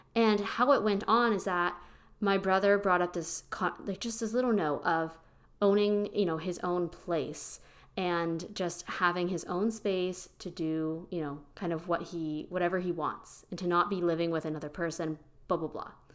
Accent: Pennsylvania, United States; moved away as an adult; now in Austin, United States; I'm originally from Pennsylvania. I now live in Austin, Texas.

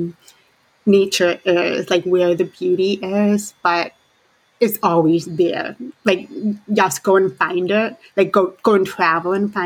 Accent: southern tip of Lake Michigan, Indiana, United States; moved away; I have a lot of affinity for being from the Great Lakes, because I grew up in Indiana, right by on the southern tip of Lake Michigan. Now I'm more on the western side of Lake Michigan

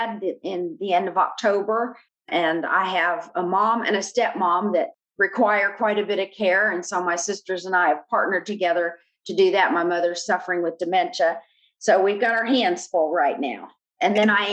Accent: Albany, New York, United States; I was born in Albany, New York.

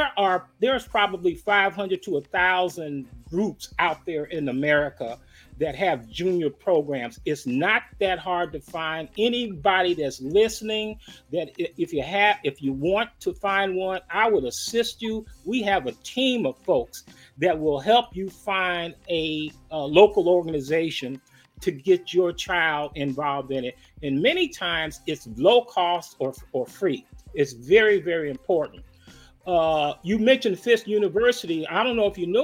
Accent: Chicago, Illinois, United States; moved away; I'm from the West Side

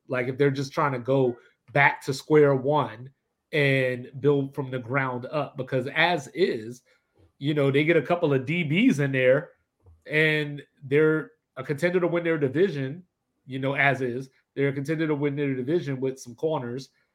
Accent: Baltimore, Maryland, United States; I'm from Baltimore.

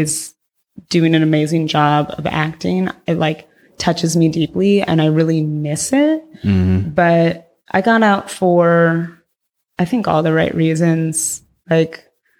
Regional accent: Agoura Hills, California, United States; moved away as an adult; now in San Francisco Bay Area, United States; I'm originally from Southern California, mm-hmm. but I've been here for a long time

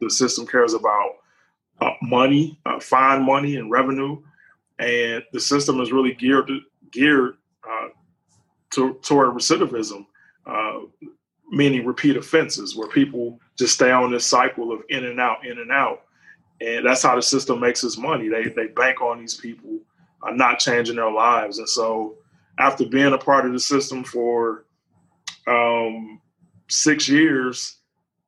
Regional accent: Cincinnati, Ohio, United States; I grew up in Cincinnati, Ohio

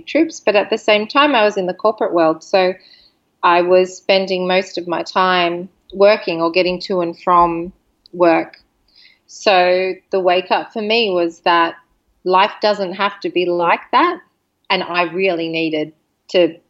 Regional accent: Sydney, New South Wales, Australia; moved away; We're from Sydney, Australia.

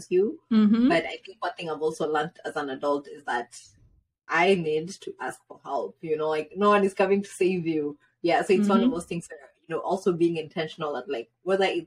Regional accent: Kenya; moved away; when we grew up in Kenya

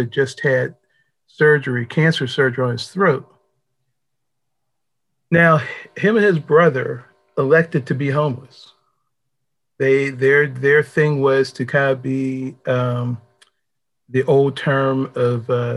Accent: Pittsburgh, Pennsylvania, United States; now in Washington, D.C., United States; I'm originally from Pittsburgh, Pennsylvania

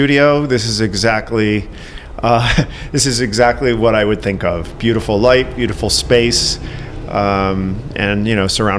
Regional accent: New England, United States; now in Chicago, United States; Obviously, I didn't grow up here. I grew up in New England.

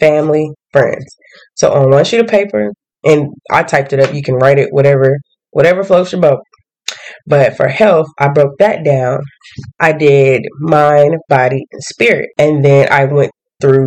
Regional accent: the South, United States; I'm from the South

